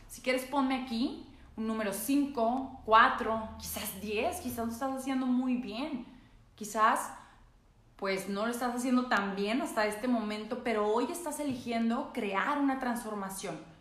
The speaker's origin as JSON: {"language": "Spanish", "region": "northern Mexico", "country": "Mexico", "said": "soy norteña"}